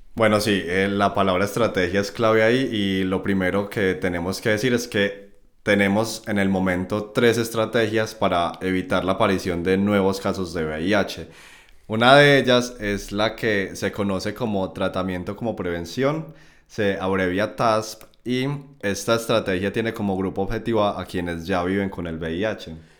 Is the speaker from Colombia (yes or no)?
yes; Colombia; moved away as an adult; also born or lived in Medellín, Colombia; now in Germany; Estudié instrumentación quirúrgica en la Universidad de Antioquia en Medellín, Colombia. Y bueno, mi recorrido profesional ha sido tanto allí, en mi país natal